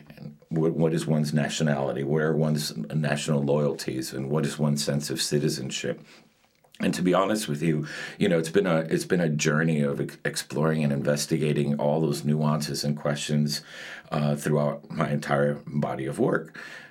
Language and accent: English; Miami, Florida, United States; also born or lived in Madrid, Spain / New York City, United States; My mother left Cuba 7 months pregnant with me, and I was born in Madrid, and 45 days after my birth, we emigrated to the United States. And when we were four, we moved from New York City to Miami.